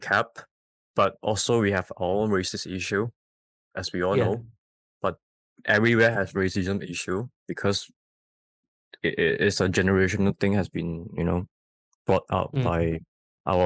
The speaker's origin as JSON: {"language": "English", "country": "Malaysia", "said": "as a Malaysian"}